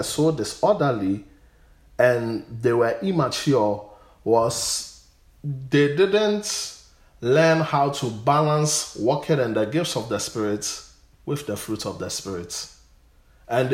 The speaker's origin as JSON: {"language": "English", "country": "Ghana", "said": "I'm a Ghanaian"}